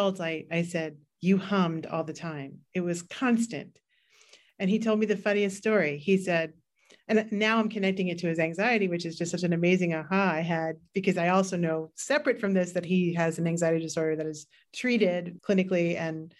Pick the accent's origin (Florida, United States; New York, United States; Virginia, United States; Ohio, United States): New York, United States; New York City; And I grew up in New York City. And I also grew up in very, very compressed environments in Queens